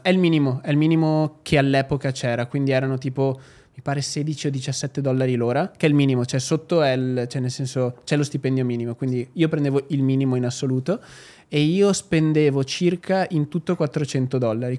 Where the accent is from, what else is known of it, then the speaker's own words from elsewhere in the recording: Albignasego, Veneto, Italy; moved away as an adult; also born or lived in Sydney, Australia / London, United Kingdom / Dubai, United Arab Emirates; io arrivo da Padova